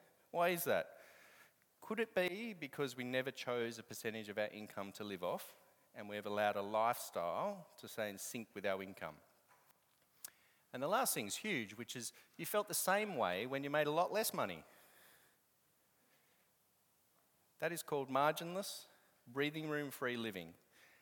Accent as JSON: {"language": "English", "country": "Australia", "said": "But I'm Australian"}